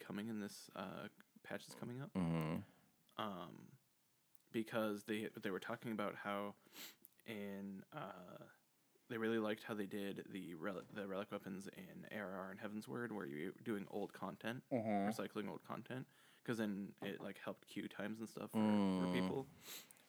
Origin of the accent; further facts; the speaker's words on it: California, United States; I'm from California